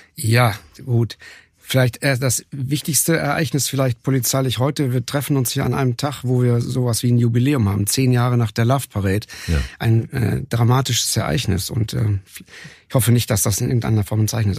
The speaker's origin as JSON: {"language": "German", "region": "North Rhine-Westphalia", "country": "Germany", "tie": "born or raised there", "moved": "yes", "lives_now": "Cologne, Germany", "said": "Ich bin ja Westfale, so von, von oh. Geburt her"}